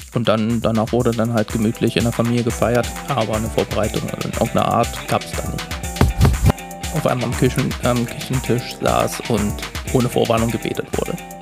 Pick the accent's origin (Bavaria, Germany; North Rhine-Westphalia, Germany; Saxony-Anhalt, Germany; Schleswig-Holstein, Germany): Saxony-Anhalt, Germany; moved away; also born or lived in Baden-Württemberg; Ich komme aus Sachsen-Anhalt. Ich bin vier